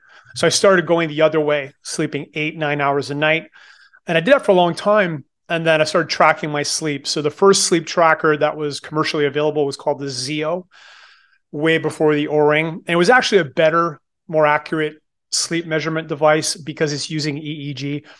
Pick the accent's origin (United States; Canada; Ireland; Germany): Canada; Moncton, New Brunswick; born there; So I was born in Moncton, New Brunswick, which is on the east coast of Canada, and became really passionate about bodybuilding when I was 16.